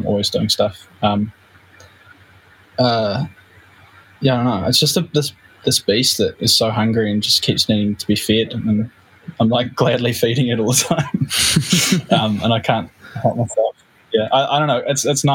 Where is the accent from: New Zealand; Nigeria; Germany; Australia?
New Zealand; we're a band from New Zealand